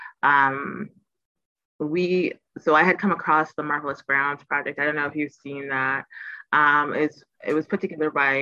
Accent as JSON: {"language": "English", "town": "Toronto", "region": "Ontario", "country": "Canada", "tie": "born or raised there", "said": "I'm born and raised in Toronto. So this is the city I spent most of my life"}